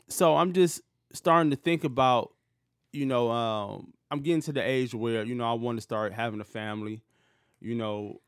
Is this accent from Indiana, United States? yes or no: no; Detroit, Michigan, United States; growing up in Detroit where I grew up at, it was predominantly black